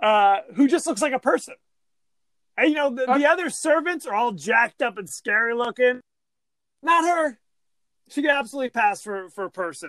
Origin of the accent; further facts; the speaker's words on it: California, United States; I'm from Orange County. We've this before lunch. That's how we roll.